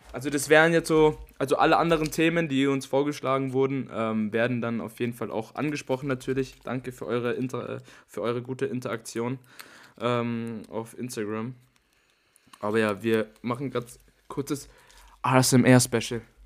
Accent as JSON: {"language": "German", "town": "Starnberg", "region": "Bavaria", "country": "Germany", "said": "bei uns in Starnberg"}